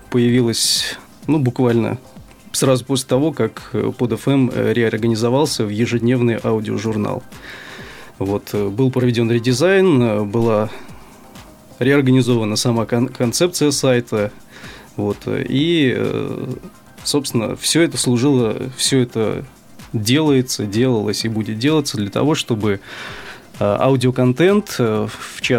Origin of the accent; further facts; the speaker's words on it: Sevastopol, Ukraine; значит, э, я сам из Севастополя, вот, э, работаю на podfm.ru в качестве редактора